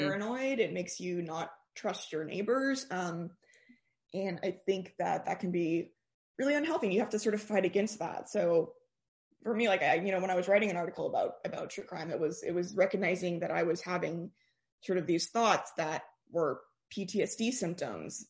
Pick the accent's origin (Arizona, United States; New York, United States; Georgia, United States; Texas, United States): Texas, United States; Austin; also born or lived in Northern California; I grew up in Austin, went to high school here